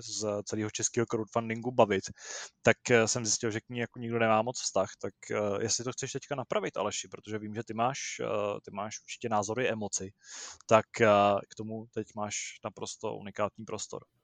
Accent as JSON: {"language": "Czech", "town": "Úvaly", "region": "Central Bohemian Region", "country": "Czechia", "tie": "born or raised there", "said": "u nás v Úvalech uh, byla jako školní, nebo školní dělostečná byla mrňavá, takže jsme chodili do Sokolovny"}